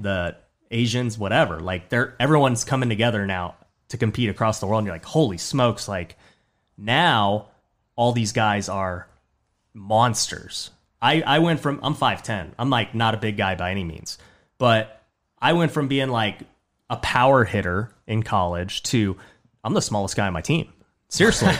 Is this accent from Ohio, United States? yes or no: no; Las Vegas, Nevada, United States; I grew up in Southwest Vegas, so I was born and raised in Vegas